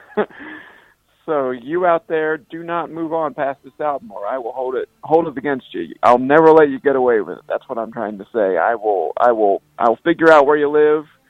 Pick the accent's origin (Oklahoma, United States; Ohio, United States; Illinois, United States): Ohio, United States; Cincinnati; I grew up around Cincinnati